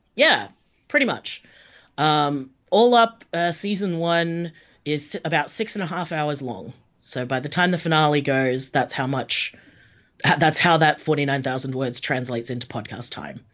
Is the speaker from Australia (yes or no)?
yes; Australia; I'm Australian.